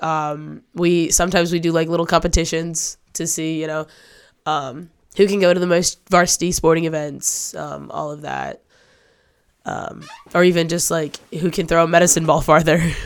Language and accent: English; Manton, Michigan, United States; moved away; also born or lived in Cadillac, Michigan; I'm from a small town in northern Michigan. I'm from Manton.